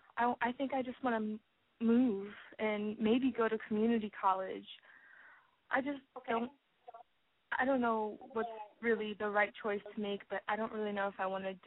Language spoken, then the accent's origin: English; Virginia, United States; I'm 18, and I'm from Virginia. I'm about to graduate high school, and I want to move up to New York